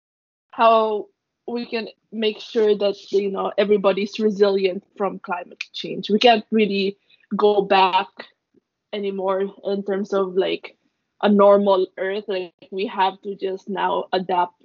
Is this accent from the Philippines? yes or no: yes; Philippines; I'm Filipino